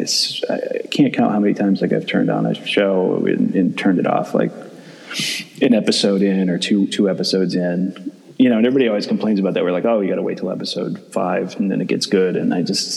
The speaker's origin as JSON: {"language": "English", "region": "Massachusetts", "country": "United States", "said": "I'm not from Boston, but from Massachusetts"}